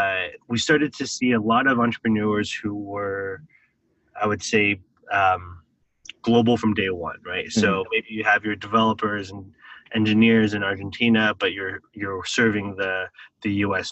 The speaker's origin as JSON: {"language": "English", "country": "Taiwan", "tie": "born or raised there", "said": "I think that experience of growing up in Taiwan, I guess I always grew up with this concept that entrepreneurs were the key drivers of economic development."}